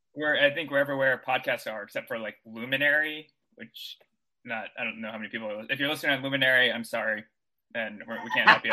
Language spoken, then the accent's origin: English; Texas, United States; also born or lived in Missouri; now in New York City, United States; I'm from Texas originally. I went to school in Missouri